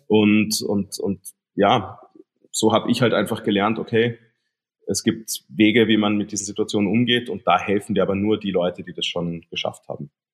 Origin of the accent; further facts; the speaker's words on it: Germany; now in Austria; ich bin in Deutschland aufgewachsen